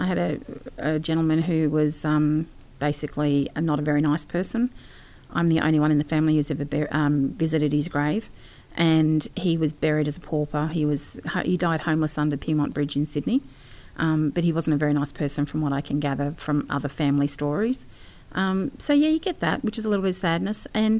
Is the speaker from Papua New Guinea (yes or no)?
yes; Papua New Guinea; I grew up in New Guinea, and we used to go up past the trail to the beginning of Kokoda.